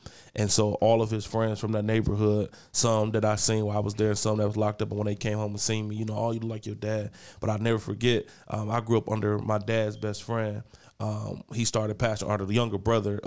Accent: East Cleveland, Ohio, United States; I grew up in East Cleveland

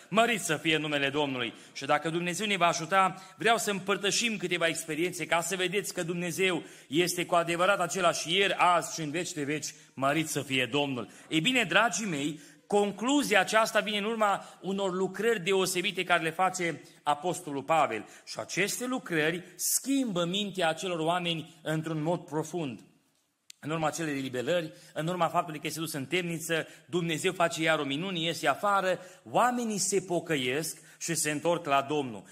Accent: Timișoara, Timiș County, Romania; copil fiind, crescând la Timișoara

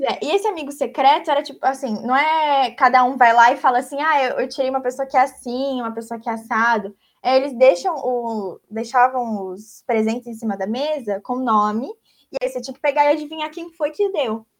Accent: Brazil; moved away; Sou brasileira

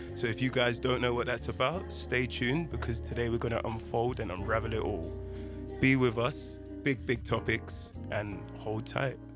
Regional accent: London, United Kingdom; also born or lived in Ghana; I would class myself as a Londoner

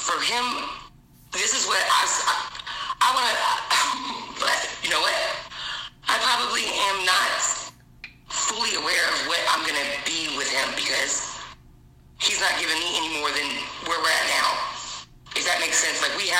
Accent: New Jersey, United States; now in North Carolina, United States; I'm in North Carolina now. I've lived here 32 years, I think, but I was from New Jersey.

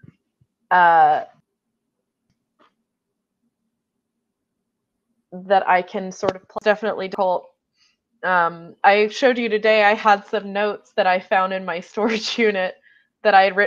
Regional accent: United States; as an American

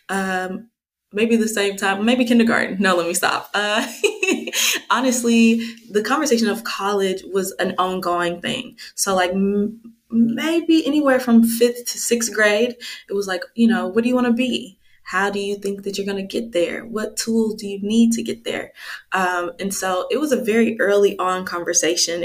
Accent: DeSoto, Texas, United States; moved away; also born or lived in Kansas City, Missouri; I moved to Dallas when I was two. So Dallas is home for me

